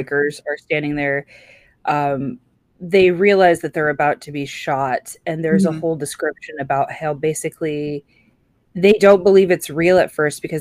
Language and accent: English; California, United States; raised in California